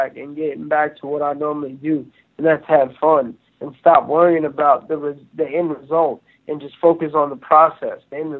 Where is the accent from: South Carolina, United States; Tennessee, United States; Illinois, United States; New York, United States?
New York, United States; Long Island; moved away as an adult; now in Georgia, United States; I'm originally from Long Island, New York